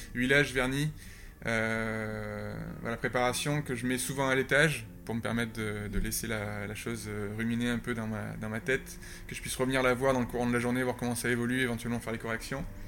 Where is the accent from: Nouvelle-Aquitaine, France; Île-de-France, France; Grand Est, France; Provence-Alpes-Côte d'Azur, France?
Nouvelle-Aquitaine, France; Landes; born or raised there; also born or lived in Canada / Norway; now in Paris, France